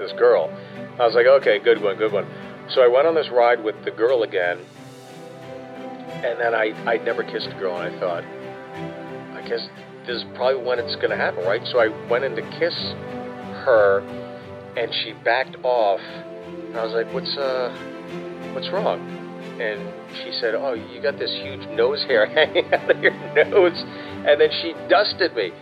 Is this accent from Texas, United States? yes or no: no; Pittsburgh, Pennsylvania, United States; I grew up in Pittsburgh